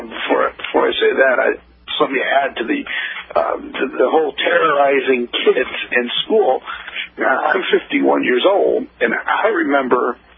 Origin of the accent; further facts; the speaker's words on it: Midwest, United States; because I'm from the Midwest